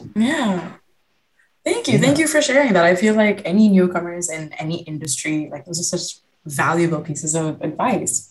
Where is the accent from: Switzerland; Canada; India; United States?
India; I'm Indian myself